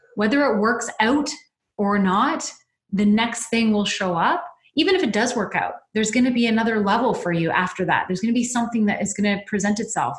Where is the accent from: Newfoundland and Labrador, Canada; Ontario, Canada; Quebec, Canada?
Ontario, Canada; London; my hometown, which is London, Ontario